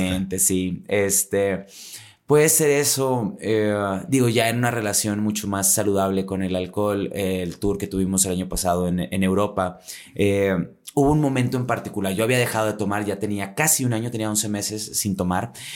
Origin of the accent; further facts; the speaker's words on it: Monterrey, Nuevo León, Mexico; yo sí vengo de un poquito más lejos, desde la Sultana del Norte